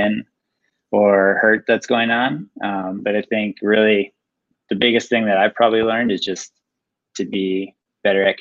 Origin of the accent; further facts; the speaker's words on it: Roseville, Minnesota, United States; I grew up in Roseville, just been in Minnesota, living in Minnesota my whole life